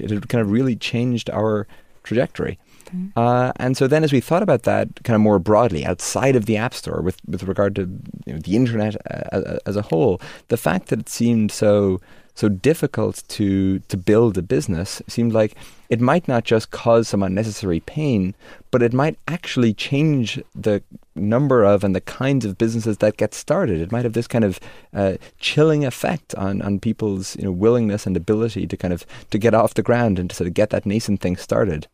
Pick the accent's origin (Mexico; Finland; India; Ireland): Ireland; Dromineer, Munster; also born or lived in Limerick, Ireland; that's where I spend most of my childhood